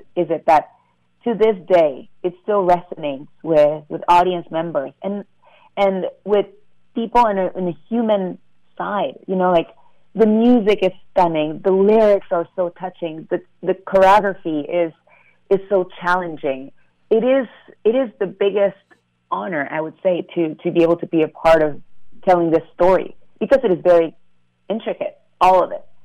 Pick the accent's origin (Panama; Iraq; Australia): Panama; moved away; I'm able to also represent Panama